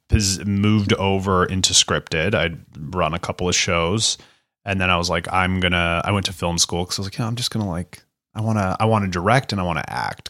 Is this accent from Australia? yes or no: no; Canada; moved away; also born or lived in United States; growing up in Canada and in America